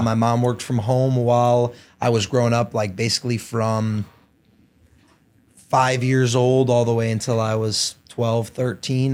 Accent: Downers Grove, Illinois, United States; I grew up, uh, in Downers Grove.

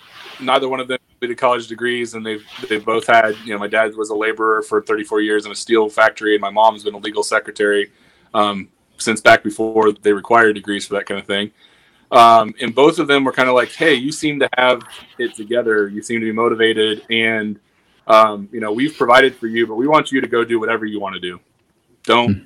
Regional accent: Western Illinois, United States; born or raised there

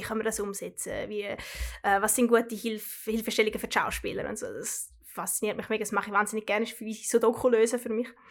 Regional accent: Trübbach, St. Gallen, Switzerland; moved away as an adult; now in London, United Kingdom; ich bin äh, in Trebach in der Schweiz aufgewachsen, Kanton St. Gallen, äh, wie man es vielleicht gehört

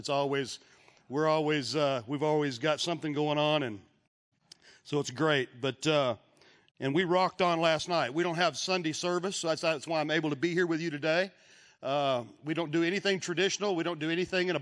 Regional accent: Texas, United States; I'm from Texas

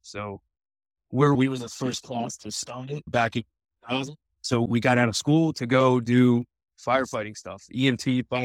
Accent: east of Annapolis, Eastern Shore of Maryland, United States; I grew up just over the Bay Bridge, the Chesapeake Bay Bridge, probably 10 minutes east of Annapolis.

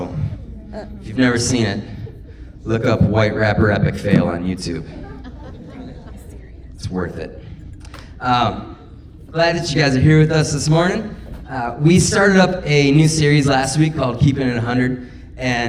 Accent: Minocqua, Wisconsin, United States; now in Janesville, United States; I grew up in Minocqua, 3.5 hours north of here

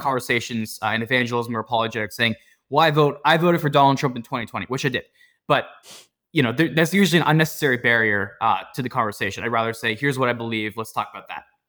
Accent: Pittsburgh, Pennsylvania, United States; I grew up in the South Hills of Pittsburgh

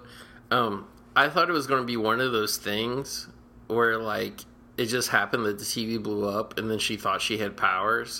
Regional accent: Cincinnati, Ohio, United States; moved away; where I grew up in Cincinnati

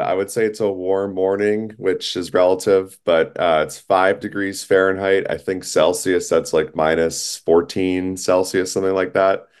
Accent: Minneapolis, Minnesota, United States; I was growing up in Minnesota in the Twin Cities

